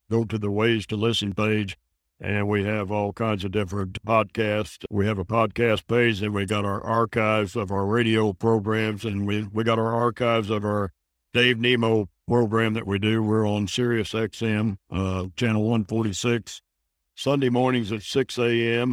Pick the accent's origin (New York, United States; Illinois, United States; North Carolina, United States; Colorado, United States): Illinois, United States; I moved the ministry back to my hometown. And now we've got a church there and a sanctuary